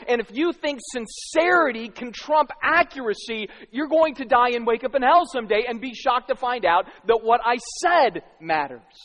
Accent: Arizona, United States; moved away; I grew up in Arizona

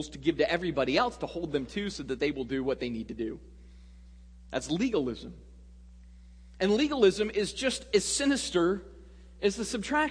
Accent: Sedona, Arizona, United States; I grew up in a small town in central Arizona called Sedona

